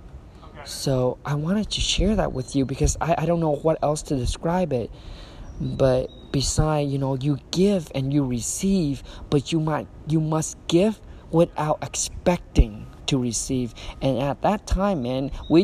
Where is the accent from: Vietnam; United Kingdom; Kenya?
Vietnam; moved away; when I was raised back in Vietnam